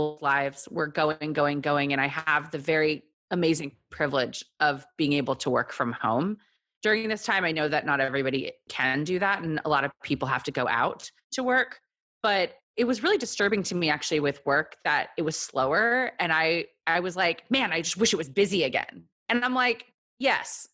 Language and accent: English; Texas, United States; moved away as an adult; also born or lived in South Korea / New York; now in Brooklyn, United States; I am from Texas. I was born in Korea, moved to Texas.